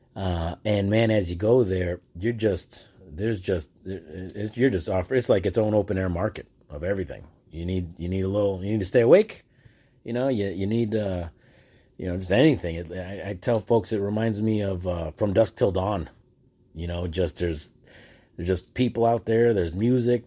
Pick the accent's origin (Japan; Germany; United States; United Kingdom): United States; I'm from the United States